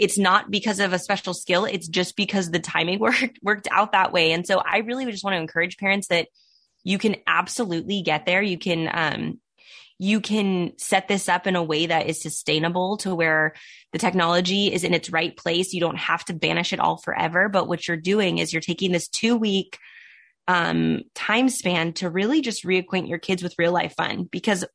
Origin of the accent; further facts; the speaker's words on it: Southern California, United States; Born and raised in Southern California